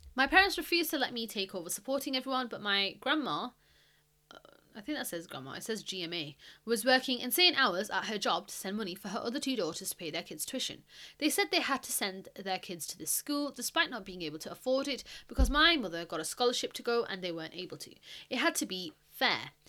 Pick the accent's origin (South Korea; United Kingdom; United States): United Kingdom; I am British, okay? I am not American.